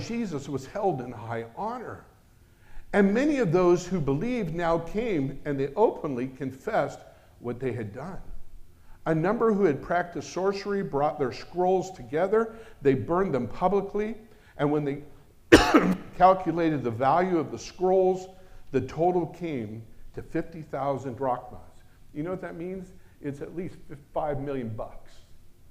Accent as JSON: {"language": "English", "country": "United States", "said": "I'm American"}